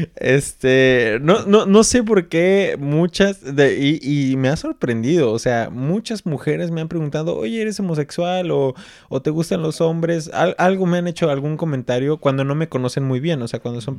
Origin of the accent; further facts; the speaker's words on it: Mexico; now in Germany; creciendo en México